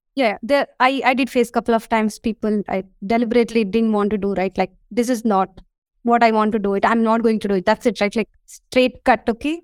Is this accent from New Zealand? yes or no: no; India; I'm from India